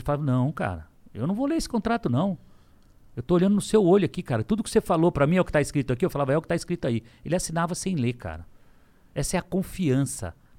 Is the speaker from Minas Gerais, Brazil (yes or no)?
no; Lins, São Paulo, Brazil; also born or lived in São José do Rio Preto; eu vendia coxinha, que é verdade em Lins, com 12 anos de idade